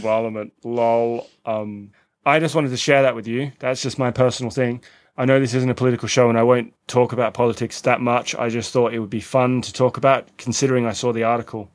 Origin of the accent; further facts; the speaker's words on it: Australia; moved away; we're both Australian